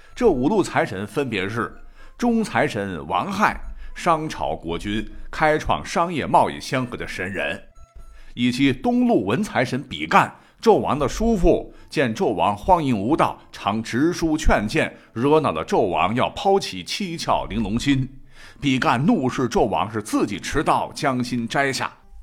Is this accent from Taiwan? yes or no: no; Gansu, China; 我本人是在甘肃长大的，在甘肃的农村